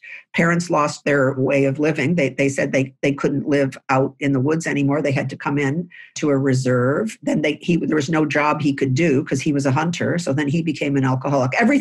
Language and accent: English; Lewiston, New York, United States; I grew up in a house in Lewiston, New York, which is on the Niagara River connecting to Canada